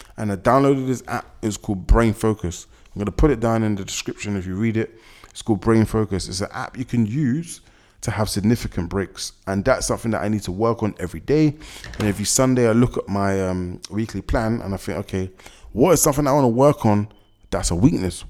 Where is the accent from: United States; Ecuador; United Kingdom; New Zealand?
United Kingdom; London; I was born and raised in London, been here my whole life.